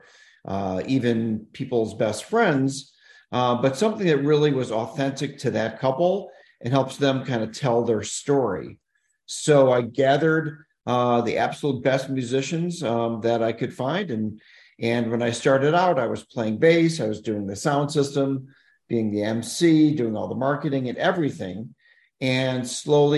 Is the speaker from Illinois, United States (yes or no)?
yes; Chicago, Illinois, United States; also born or lived in Kalamazoo, Michigan; I'm actually from Chicago originally